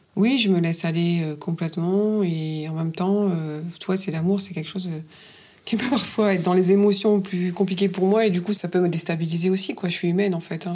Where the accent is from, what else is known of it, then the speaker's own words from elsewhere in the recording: Dunkirk, Hauts-de-France, France; accent: accent du Nord; moved away as an adult; now in Paris, France; Je suis native du Nord, de Dunkerque